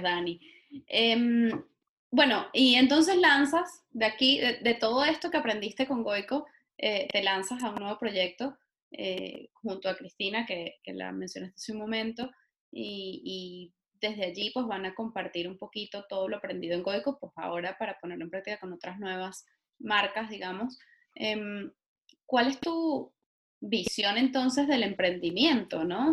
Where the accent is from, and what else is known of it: Venezuela; moved away